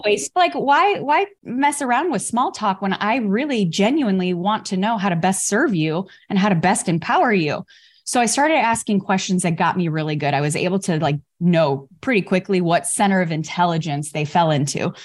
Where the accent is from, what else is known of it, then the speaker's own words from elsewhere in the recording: Chicago, Illinois, United States; I grew up in Chicago